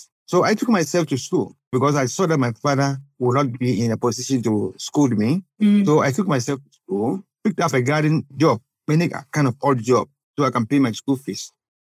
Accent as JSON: {"language": "English", "town": "Accra", "region": "Greater Accra", "country": "Ghana", "tie": "born or raised there", "moved": "as an adult", "lives_now": "Gambia", "said": "I was born in Accra and I did all my schools in Accra."}